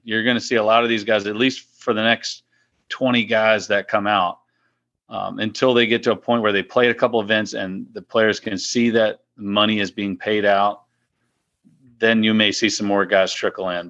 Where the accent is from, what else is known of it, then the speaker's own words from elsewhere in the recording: Powhatan, Virginia, United States; Mill Quarter, uh, plantation in, in my hometown in Powhatan